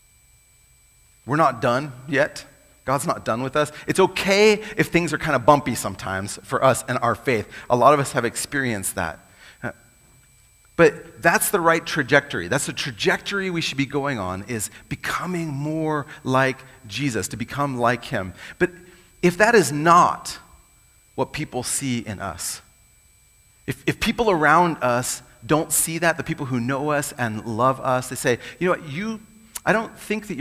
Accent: United States; I'm American too

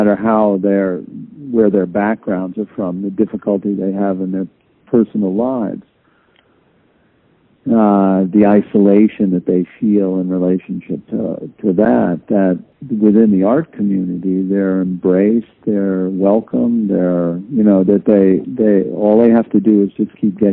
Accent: outside of New York, United States; also born or lived in Arizona; I grew up in outside of New York in a suburb

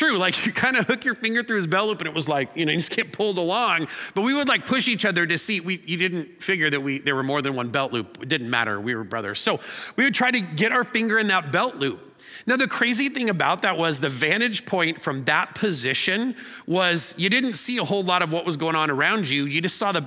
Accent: Eastern Oregon, United States; I grew up in Eastern Oregon, out on the hinterlands, the far northeast corner of the state

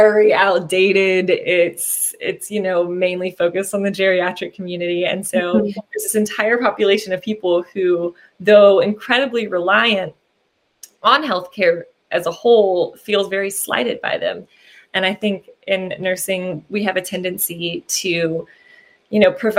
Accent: Southwestern Virginia, United States; I grew up in Southwestern Virginia, and that's where I've practiced my whole life

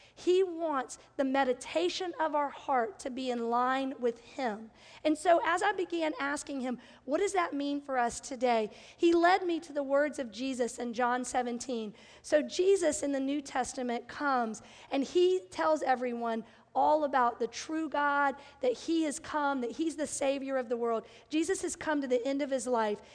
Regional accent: Bible Belt, the South, United States; I grew up in the South in the Bible Belt

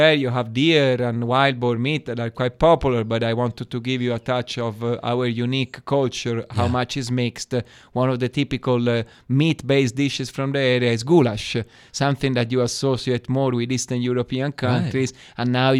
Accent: Florence, Tuscany, Italy; English is a second language; moved away as an adult; also born or lived in Friuli; I'm from Florence.

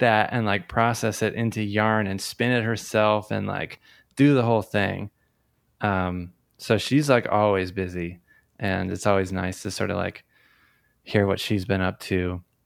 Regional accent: Tamaqua, Pennsylvania, United States; now in Philadelphia, United States; I grew up in northeastern Pennsylvania in the Coal Region

